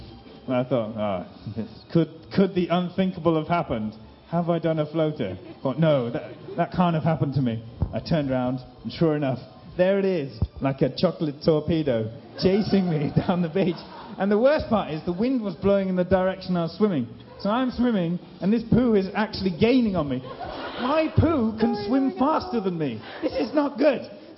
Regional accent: Rwanda; also born or lived in Reading, England; I was born in Reading, that you've probably never heard of. It's somewhere in England. And then, but I don't remember Reading, because at 6 months, my parents took me to live in Africa. Until I was nine, I lived in a country called Rwanda in East Africa

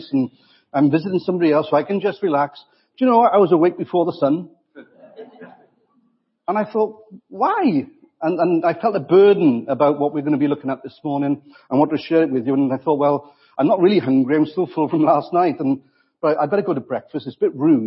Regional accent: Wales, United Kingdom; I'm also a Welshman

